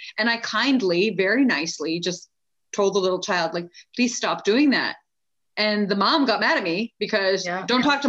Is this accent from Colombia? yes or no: no; Canada; also born or lived in India; now in United States; I was born in India, but then grew up in Canada and then lived in the US